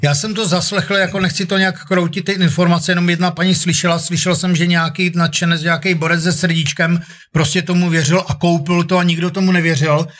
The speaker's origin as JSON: {"language": "Czech", "town": "Ostrava", "region": "Moravian-Silesian Region", "country": "Czechia", "tie": "born or raised there", "accent": "Ostrava", "moved": "yes", "said": "já pocházím z Ostravy"}